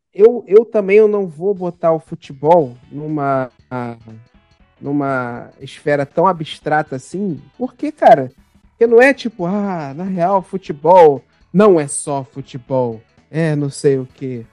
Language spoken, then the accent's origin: Portuguese; Baixada Fluminense, Rio de Janeiro, Brazil; eu sou de uma cidade da Baixada Fluminense aqui